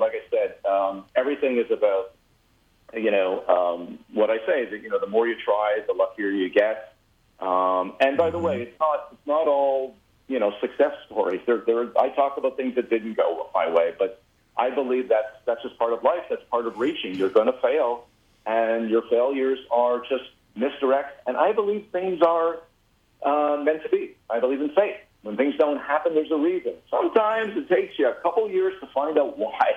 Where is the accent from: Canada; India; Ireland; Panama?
Canada; moved away as an adult; now in United States; I've been here for 30 years, but I'm still saying sorry a lot. I never lose that. There's two things a Canadian never loses.